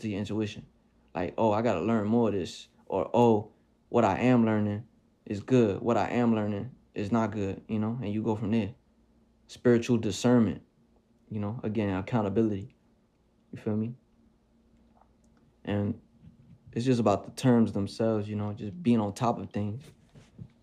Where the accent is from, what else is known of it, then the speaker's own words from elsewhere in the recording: New York City, New York, United States; I'm still from the Bronx, New York